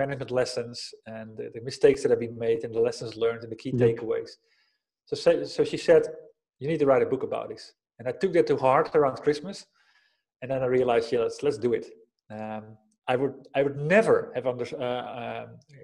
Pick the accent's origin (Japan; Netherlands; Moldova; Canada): Netherlands; moved away as an adult; now in Spain; I grew up in the Netherlands, living in Spain these days with my family. I've been living here for 12 years